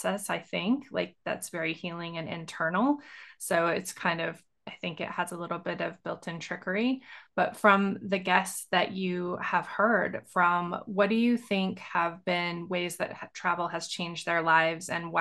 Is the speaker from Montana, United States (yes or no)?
yes; Montana, United States; I grew up in Montana.